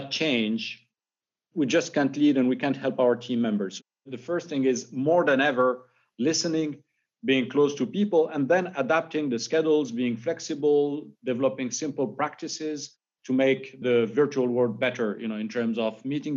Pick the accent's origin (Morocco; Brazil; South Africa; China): Morocco; moved away; I'm originally from Morocco